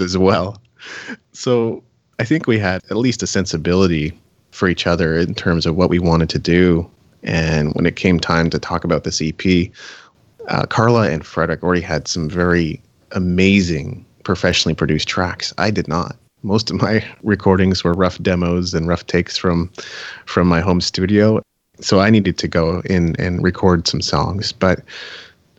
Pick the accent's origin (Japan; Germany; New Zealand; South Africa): Japan; moved away; I grew up in Japan